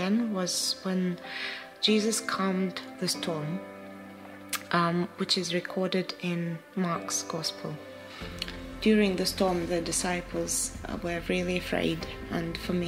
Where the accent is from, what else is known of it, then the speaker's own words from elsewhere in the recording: Ukraine; moved away as an adult; also born or lived in Poland; now in United Kingdom; I grew up in Ukraine and have fond memories with my family and friends at school.